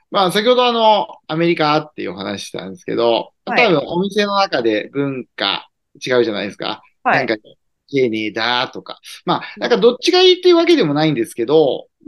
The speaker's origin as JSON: {"language": "Japanese", "region": "Tokyo", "country": "Japan", "said": "まあ、例えば、まあ、私東京人なんで"}